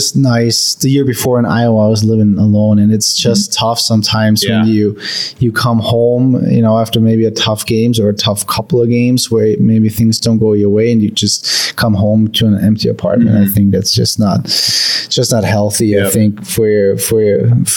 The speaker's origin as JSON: {"language": "English", "country": "Germany", "tie": "born or raised there", "moved": "yes"}